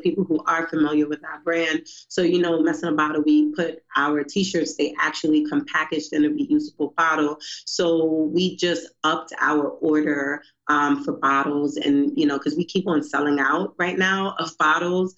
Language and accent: English; New York City, New York, United States; moved away as an adult; now in Baltimore, United States; I'm from Brooklyn, New York